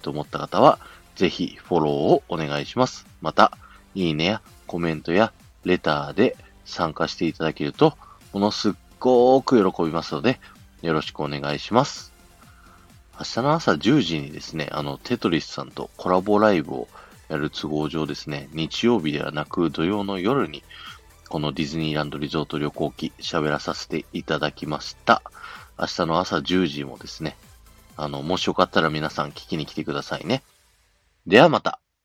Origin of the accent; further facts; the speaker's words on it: Japan; 日本ですって言ったらですね